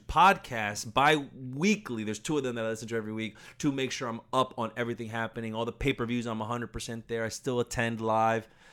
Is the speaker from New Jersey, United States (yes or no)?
no; Orlando, Florida, United States; I grew up in Orlando.